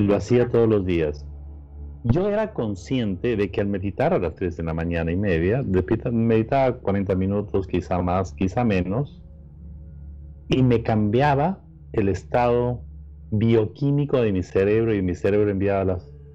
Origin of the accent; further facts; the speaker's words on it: Peru; now in Los Angeles, United States; soy de Perú